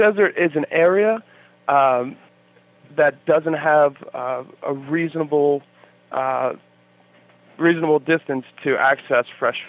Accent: Erie, Pennsylvania, United States; I'm originally from Erie

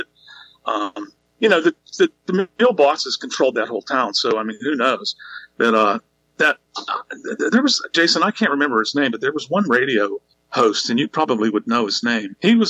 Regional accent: Webster, Pennsylvania, United States; I grew up in Webster, which was directly across the river from the Donora Mills

